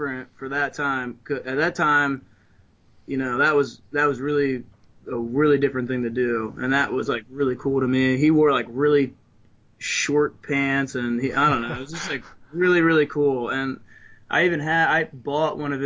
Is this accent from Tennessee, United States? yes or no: no; New Jersey, United States; also born or lived in Ocean City, Maryland; now in Maryland, United States; I'm originally from New Jersey, like South Jersey